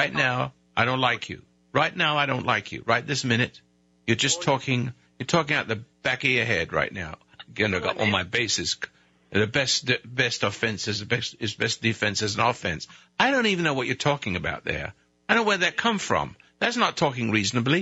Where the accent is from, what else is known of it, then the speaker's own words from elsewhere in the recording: United Kingdom; now in United States; I'm British. I used to be anyway. I rebelled. I became American